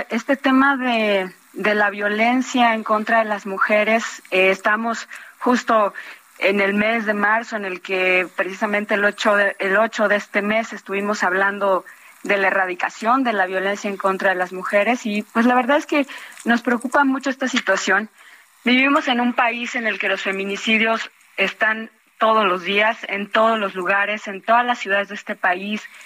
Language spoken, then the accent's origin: Spanish; Mexico; todas y todos como mexicanos